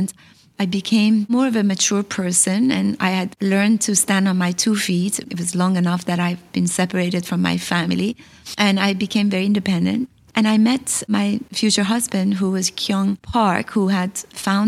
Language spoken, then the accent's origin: English; Iran; moved away; also born or lived in California / New York; I came from Iran, a place that we always lived on the edge